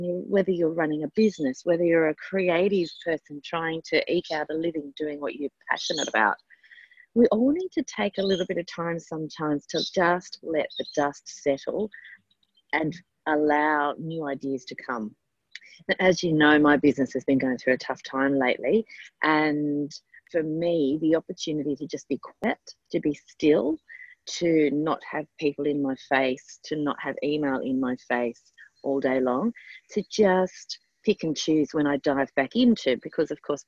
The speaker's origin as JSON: {"language": "English", "country": "Australia"}